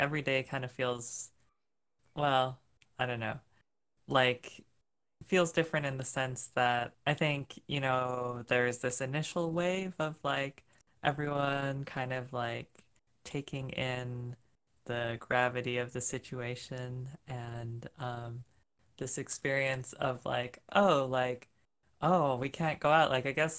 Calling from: Minneapolis, Minnesota, United States; Yeah, so I live in Minneapolis, Minnesota.

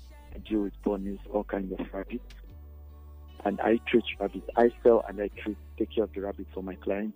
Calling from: Lagos, Nigeria; Calling from Lagos.

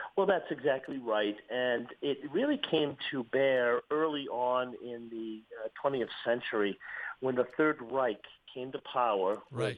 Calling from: Malta; I'm calling you from Malta

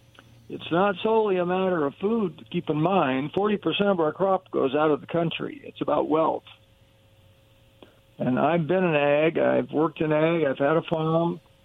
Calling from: Kennewick, Washington, United States; also born or lived in Yakima; This is … calling from Kennewick.

